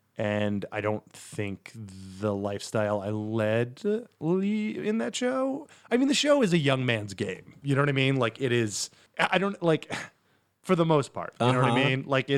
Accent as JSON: {"language": "English", "town": "Poughkeepsie", "region": "New York", "country": "United States", "lives_now": "New York, United States", "said": "From Poughkeepsie, New York."}